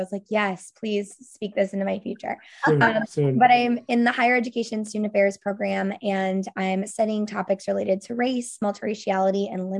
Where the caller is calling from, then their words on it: Columbus, Ohio, United States; And I am broadcasting in from Columbus, Ohio